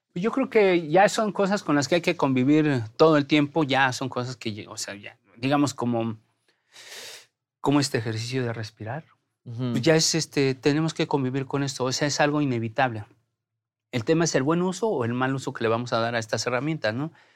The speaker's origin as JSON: {"language": "Spanish", "country": "Mexico", "said": "somos mexicanos"}